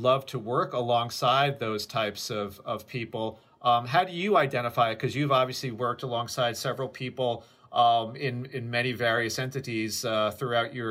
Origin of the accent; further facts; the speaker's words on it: Westchester, New York, United States; most of my friends were Irish and Italian growing up in Westchester as well in the late 70s, early 80s.